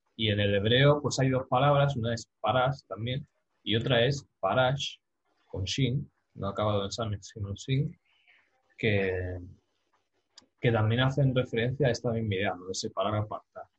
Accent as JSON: {"language": "Spanish", "country": "Spain", "said": "yo siendo español"}